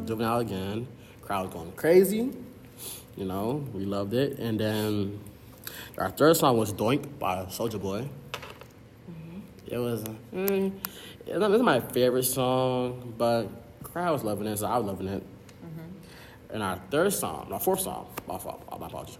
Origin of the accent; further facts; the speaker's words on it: Broward County, Florida, United States; a first year computer science scholar hailing from Broward County, Florida.